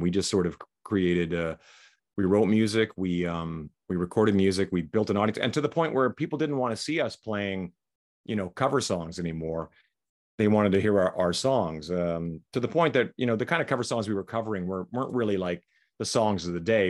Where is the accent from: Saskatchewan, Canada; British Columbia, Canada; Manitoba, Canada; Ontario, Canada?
Saskatchewan, Canada; moved away as an adult; also born or lived in Vancouver; now in Las Vegas, United States; we grew up in Saskatchewan